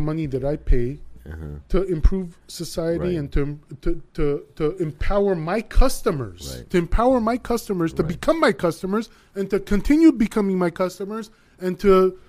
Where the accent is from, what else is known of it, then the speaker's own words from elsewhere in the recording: Los Angeles, California, United States; also born or lived in Armenia (Soviet Union); I was born in the Soviet Union, perfected in East Hollywood.